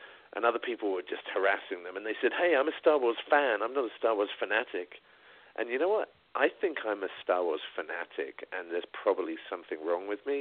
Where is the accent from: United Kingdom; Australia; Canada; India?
United Kingdom; England; moved away; I grew up in England